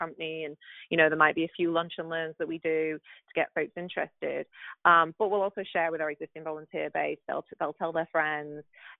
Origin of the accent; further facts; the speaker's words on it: the north of England, United Kingdom; now in United States; I'm from England. Yep. the north, so I don't speak the Queen's English